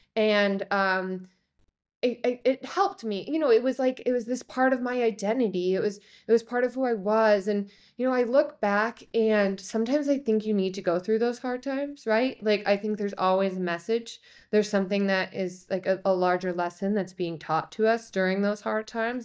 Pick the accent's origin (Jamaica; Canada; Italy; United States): United States; Chicago, Illinois; I grew up in Chicago